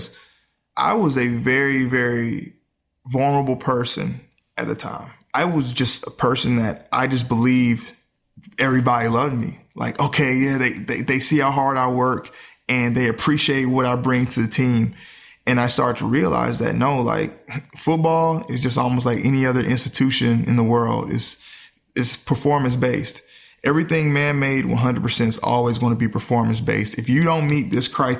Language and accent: English; Mississippi, United States; I grew up in the South where, you know, Mississippi